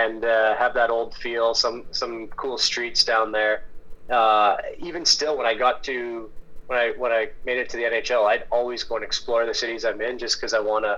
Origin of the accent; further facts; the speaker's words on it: Pacific Northwest, United States; You know, I'm from the Pacific Northwest.